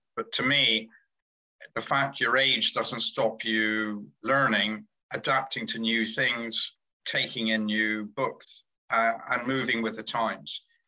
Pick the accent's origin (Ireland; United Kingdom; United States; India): United Kingdom; Cornwall, South West England; I'm Cornish, so I was born in God's Own County